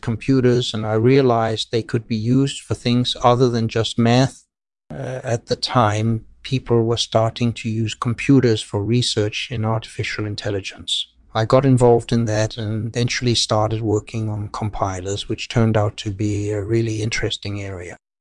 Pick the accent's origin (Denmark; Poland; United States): Denmark; I grew up in Denmark, and I majored in mathematics at university.